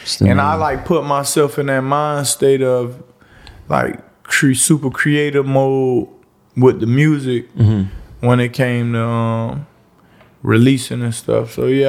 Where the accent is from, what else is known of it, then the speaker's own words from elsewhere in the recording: Miami, Florida, United States; born there; I was born in Liberty City more so. A lot of my family from what my family is from Liberty City. A lot of my close friends from Liberty City. I grew up everywhere, I like to say it.